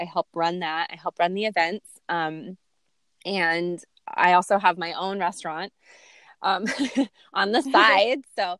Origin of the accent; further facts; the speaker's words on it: California, United States; born there; also born or lived in Lanai, Hawaii; I was born in California. I moved from LA, which is like big bustling city, to a tiny little island called Lanai